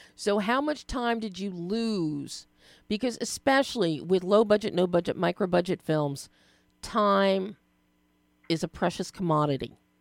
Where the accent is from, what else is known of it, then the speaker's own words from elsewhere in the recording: Philadelphia, Pennsylvania, United States; I'm from Philly